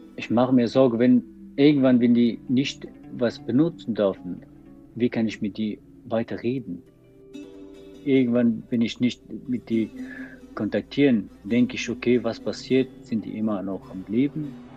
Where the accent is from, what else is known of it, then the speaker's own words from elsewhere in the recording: Afghanistan; German is a second language; moved away as an adult; now in Cologne, Germany; Bevor ich nach Deutschland komme, das war vor sechs Jahren, ich war in Afghanistan und äh, ich war Sänger